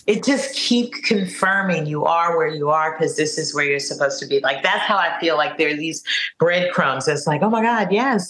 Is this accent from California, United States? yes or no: yes; California, United States; also born or lived in Harlem, New York; now in New York, United States; they knew I was from California